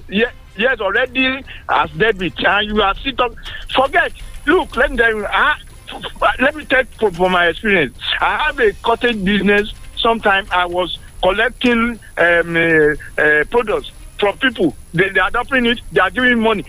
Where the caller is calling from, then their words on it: Abeokuta, Ogun State, Nigeria; I'm calling from Abeokuta